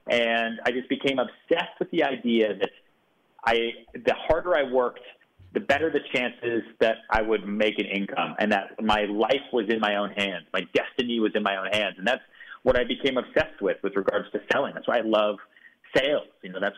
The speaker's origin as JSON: {"language": "English", "town": "Houston", "region": "Texas", "country": "United States", "tie": "born there", "said": "You know, I was born in Houston, Texas."}